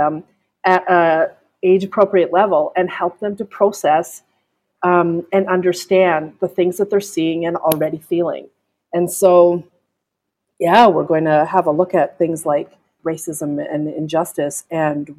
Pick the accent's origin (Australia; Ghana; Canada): Canada; I'm Canadian, and we don't say, or we don't pronounce that letter as